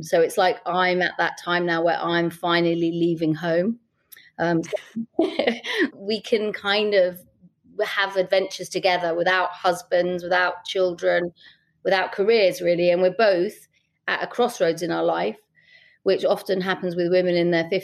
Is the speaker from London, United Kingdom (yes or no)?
yes; London, United Kingdom; I was from Camden